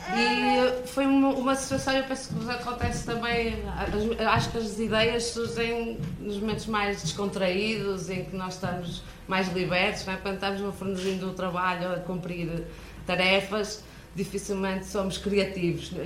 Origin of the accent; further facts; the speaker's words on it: Braga, Norte, Portugal; accent: northern; vim de Braga